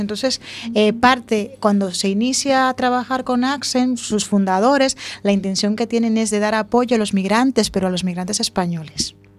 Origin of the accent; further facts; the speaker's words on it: Dominican Republic; now in A Coruña, Spain; Yo nací en República Dominicana hace muchos años